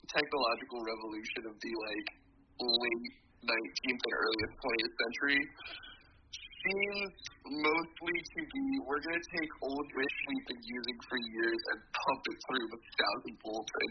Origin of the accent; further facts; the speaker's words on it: Nebraska, United States; I'm from Nebraska